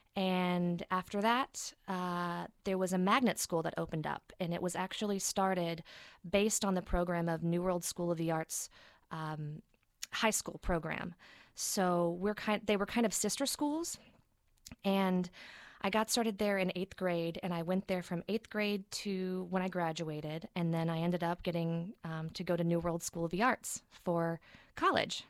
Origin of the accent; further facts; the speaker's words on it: Chattanooga, Tennessee, United States; moved away as an adult; I'm from Chattanooga, Tennessee, uh, originally, born and raised. Um, it was actually a small town outside of Chattanooga